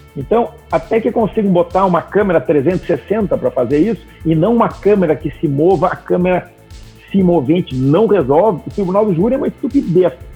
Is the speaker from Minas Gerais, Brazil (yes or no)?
no; Gaúcho, Rio Grande do Sul, Brazil; moved away as an adult; also born or lived in Porto Alegre; now in Santa Catarina, Brazil; hoje eu moro aqui em Santa Catarina, numa praia do lado de Floripa. Eu sou gaúcho. Quando eu morava lá em Porto Alegre